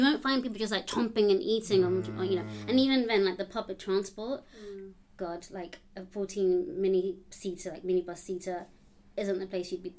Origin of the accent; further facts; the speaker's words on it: London, United Kingdom; also born or lived in Uganda (Buganda, ancestry); growing up in London